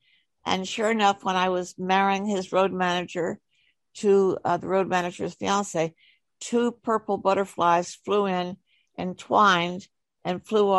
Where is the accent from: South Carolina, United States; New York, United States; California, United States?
New York, United States; New York City; I was brought up in East Manhattan near the East River on 75th Street, and only child.